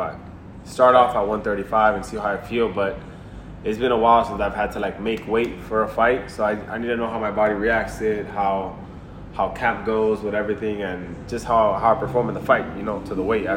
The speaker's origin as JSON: {"language": "English", "town": "Miami", "region": "Florida", "country": "United States", "tie": "born or raised there", "said": "we're both born and raised in Miami."}